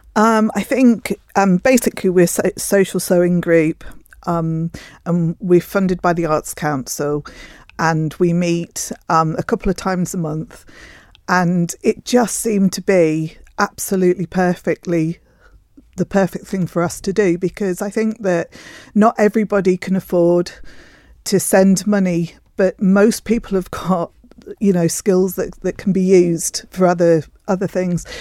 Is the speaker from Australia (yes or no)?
yes; Australia; moved away; I am actually Australian